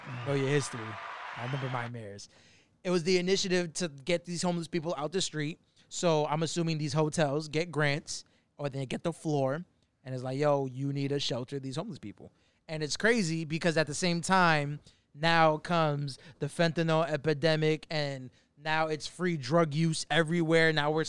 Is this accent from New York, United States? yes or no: yes; New York City, New York, United States; this is me being the New Yorker consumer because I'm paying bills now.